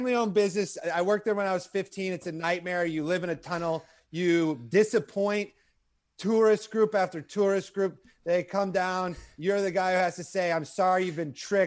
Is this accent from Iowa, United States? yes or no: yes; Iowa, United States; moved away; also born or lived in New York City; I'm from Iowa